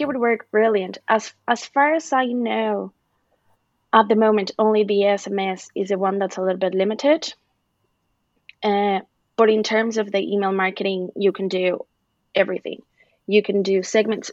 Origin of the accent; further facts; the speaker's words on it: Mexico; moved away as an adult; now in Ireland; I'm originally from Mexico, uh, but I've been living in Ireland for five years now